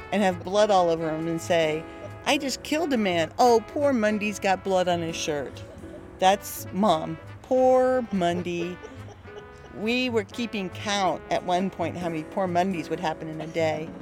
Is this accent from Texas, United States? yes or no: yes; Texas, United States; growing up in Texas